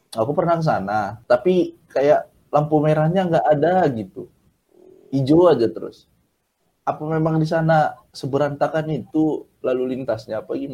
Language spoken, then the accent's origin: Indonesian; Medan, North Sumatra, Indonesia; Aku kan ini dari Medan.